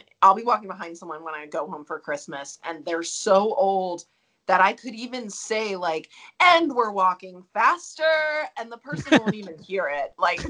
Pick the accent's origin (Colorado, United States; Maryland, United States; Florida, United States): Maryland, United States; Baltimore; now in Denver, United States